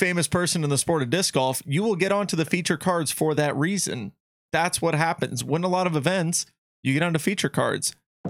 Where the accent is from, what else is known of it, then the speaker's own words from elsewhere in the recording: East Coast, United States; I'm from the East Coast.